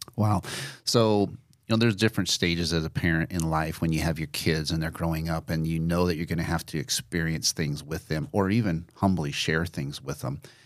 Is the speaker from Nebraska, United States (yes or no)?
yes; Nebraska, United States; I had never been outside of a contiguous state of Nebraska